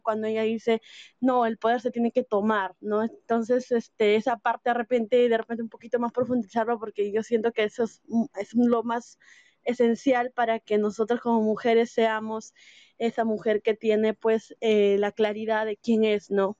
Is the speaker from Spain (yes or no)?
no; Peru; Soy de Perú